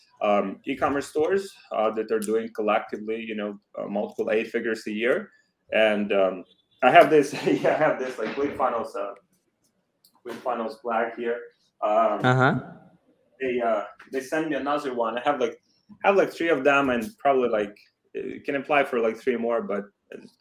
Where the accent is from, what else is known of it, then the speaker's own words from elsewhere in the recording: Ukraine; English is a second language; moved away as an adult; also born or lived in Poland; I'm from Ukraine, graduated from the university